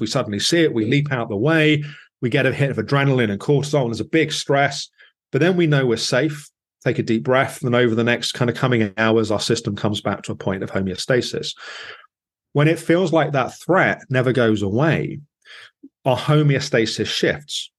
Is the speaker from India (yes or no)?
no; England, United Kingdom; as an English person